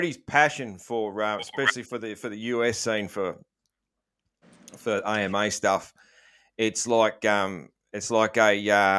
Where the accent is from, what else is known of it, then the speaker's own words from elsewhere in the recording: Australia; I'm an Aussie